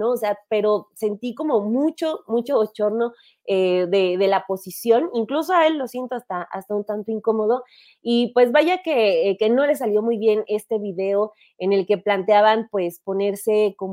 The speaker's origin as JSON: {"language": "Spanish", "region": "State of Mexico", "country": "Mexico", "said": "a mí no me va a salir lo, lo, norteño porque soy muy mexiquense."}